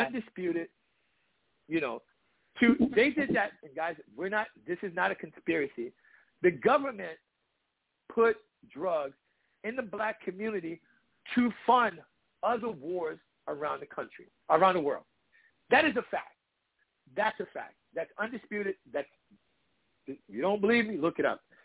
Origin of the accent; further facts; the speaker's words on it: Washington, District of Columbia, United States; I grew up in DC when I was thirteen